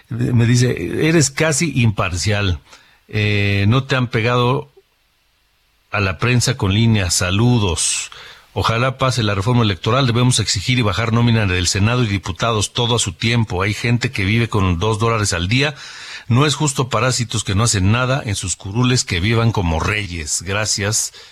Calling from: Mexico City, Mexico; de la Ciudad de México, no cabe duda que hay personas que añoran los años 70 y los 80

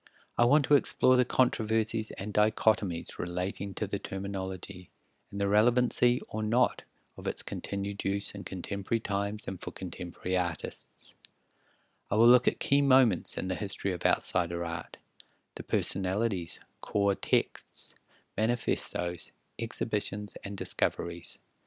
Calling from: New Zealand; I am podcasting from Aotearoa, New Zealand. We are in the South Pacific Ocean, just east of Australia and very far west of South America.

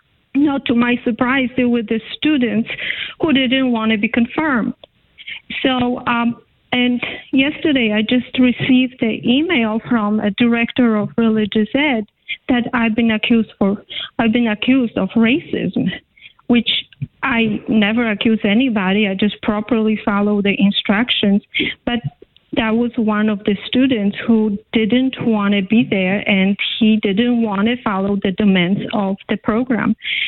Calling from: Connecticut, United States; I'm calling from Connecticut.

